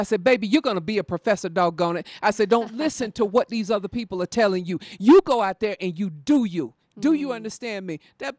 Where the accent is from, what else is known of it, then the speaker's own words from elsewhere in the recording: the South, United States; now in Denver, United States; I'm from the South